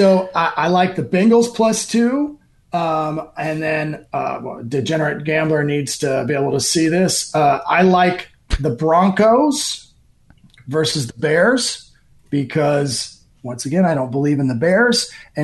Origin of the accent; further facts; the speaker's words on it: Ireland; I'm Irish, so I don't think that'd be truthful.